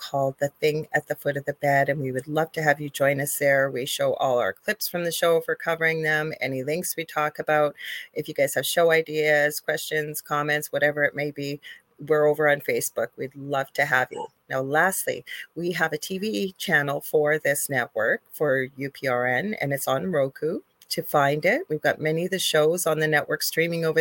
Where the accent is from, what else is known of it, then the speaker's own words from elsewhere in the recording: Canada; I am a Canadian spiritual medium